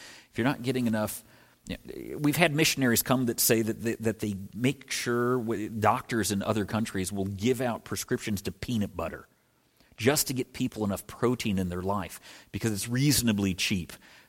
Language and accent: English; Midwest, United States; All right, that's a Midwest store. I'm from the Midwest. They're everywhere.